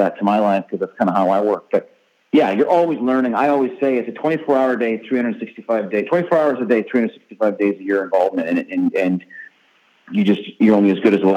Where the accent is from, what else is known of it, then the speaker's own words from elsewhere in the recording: Canada; I grew up in Canada